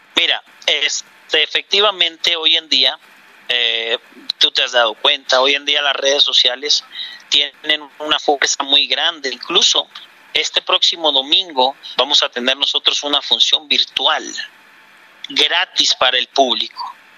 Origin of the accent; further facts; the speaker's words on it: Mexico; also born or lived in Bogotá, Colombia; now in Colombia; Yo soy mexicano